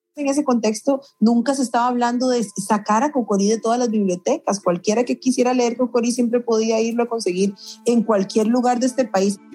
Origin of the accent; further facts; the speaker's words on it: San José, Costa Rica; Yo nací en San José de Costa Rica en 1984